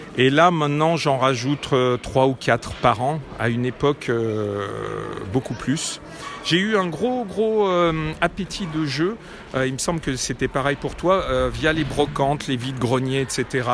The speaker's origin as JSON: {"language": "French", "town": "Lyon", "region": "Auvergne-Rhône-Alpes", "country": "France", "lives_now": "Neuville-sur-Saône, France", "said": "je suis lyonnais"}